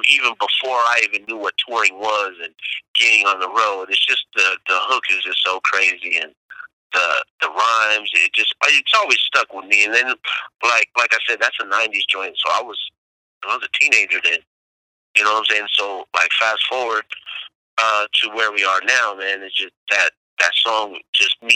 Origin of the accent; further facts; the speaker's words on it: Berkeley, California, United States; I'm from Berkeley, California.